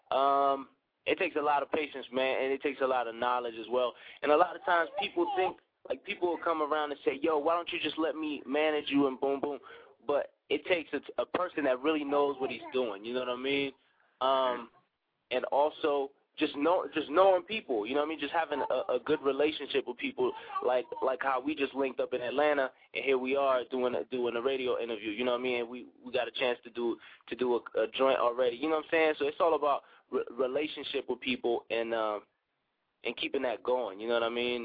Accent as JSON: {"language": "English", "country": "DR Congo", "tie": "born or raised there", "also_born_or_lived": "Brussels, Belgium", "moved": "yes", "lives_now": "Colorado Springs, United States", "said": "I'm actually from from Belgium and raised in, in Central Africa"}